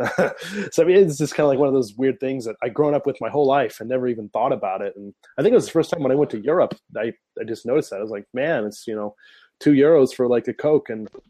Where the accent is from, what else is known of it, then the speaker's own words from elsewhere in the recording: Midwest, United States; moved away as an adult; now in Japan; being somebody coming from America, like Midwest, kind of middle of nowhere